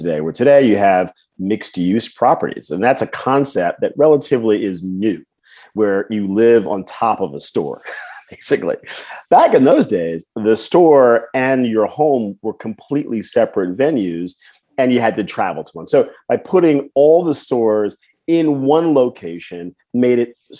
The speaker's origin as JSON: {"language": "English", "region": "New Jersey", "country": "United States", "tie": "born or raised there", "said": "I grew up in New Jersey"}